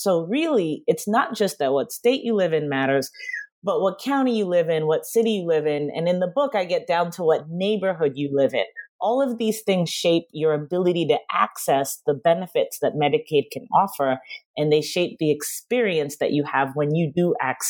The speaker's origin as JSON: {"language": "English", "town": "Queens", "region": "New York", "country": "United States", "said": "I am. That's the most important thing. I'm from Queens."}